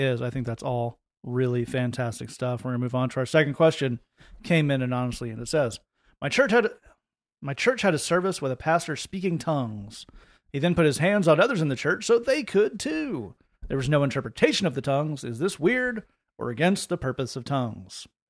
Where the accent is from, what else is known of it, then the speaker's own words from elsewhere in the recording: Oak Ridge, Tennessee, United States; Lee and I grew up in Oak Ridge